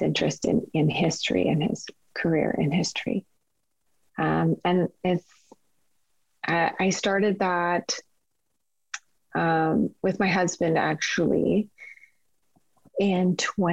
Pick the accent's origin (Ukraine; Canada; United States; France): Canada; Kingston, Ontario; also born or lived in Regina, Saskatchewan; growing up in Kingston